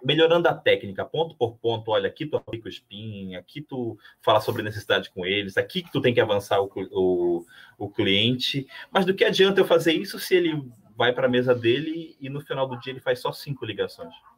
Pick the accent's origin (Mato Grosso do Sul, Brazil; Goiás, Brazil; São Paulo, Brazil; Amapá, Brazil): Amapá, Brazil; now in Rio Grande do Sul, Brazil; Eu vim de outro estado, vim do Amapá